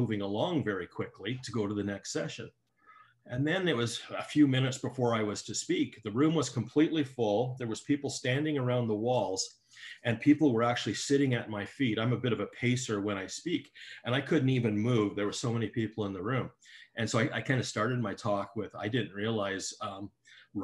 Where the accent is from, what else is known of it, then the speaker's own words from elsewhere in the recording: Calgary, Alberta, Canada; I grew up in West End, Calgary, a community called Bowness